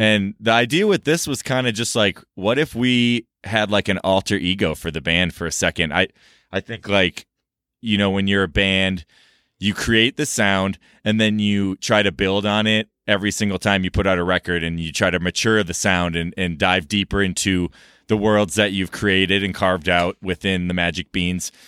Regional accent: Minneapolis, Minnesota, United States; moved away; I grew up in Minnesota

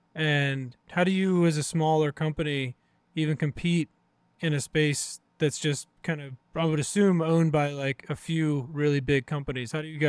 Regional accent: New Kent, Virginia, United States; moved away; I'm from Virginia originally, where like, you know, deer and turkey season was like a religious holiday for everyone in my small town in New Kent, Virginia.

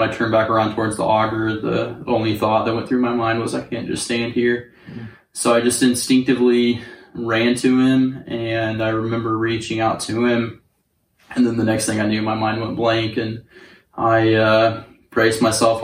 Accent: Northwest Oklahoma, United States; I was born and raised in like Northwest Oklahoma. All my family's like from around the Enid area

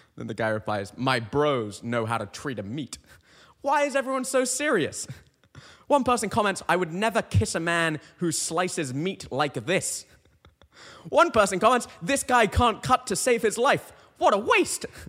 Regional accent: United Kingdom; now in Connecticut, United States; I'm a Brit

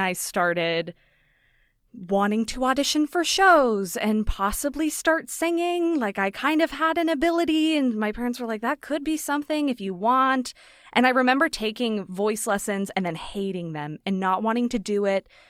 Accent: Las Vegas, Nevada, United States; moved away; So I grew up in Vegas. I was born and raised there.

